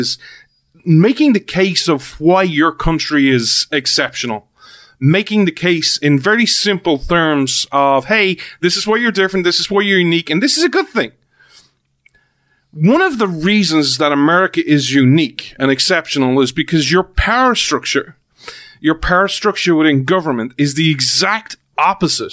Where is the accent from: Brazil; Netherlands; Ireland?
Ireland; that's where I'm from.